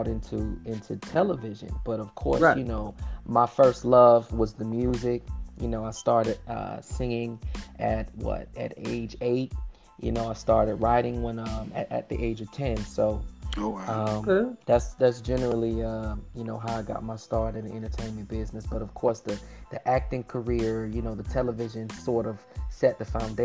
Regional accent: Miami, Florida, United States; I'm born and raised in Miami, Florida

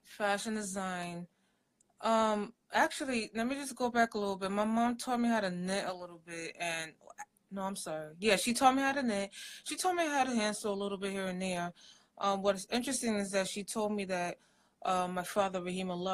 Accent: New York City, New York, United States; I'm originally from New York City. My parents are from Africa. They're actually from Nigeria

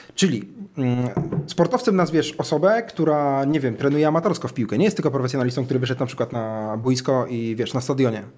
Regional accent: Dęblin, Lublin Voivodeship, Poland; moved away; w swoim mieście, mm, rodzinnej miejscowości, ja pochodzę z Dęblina, nie z Warszawy, więc to była dość mała miejscowość

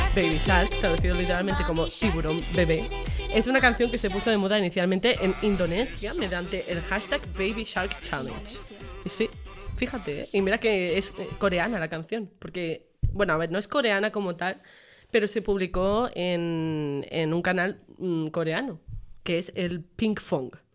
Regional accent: Menorca, Balearic Islands, Spain; moved away as an adult; also born or lived in Extremadura; now in Badajoz, Spain; yo soy de Menorca. Y un dato curioso es que yo vine a Extremadura

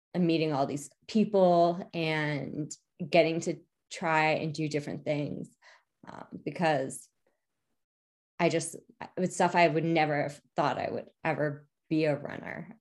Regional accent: New Jersey tri-state area, United States; also born or lived in New York City; I'm from the New Jersey tri-state area

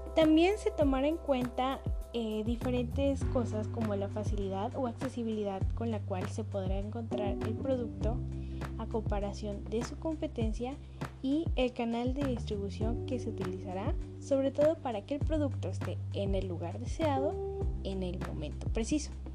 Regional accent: Mexico

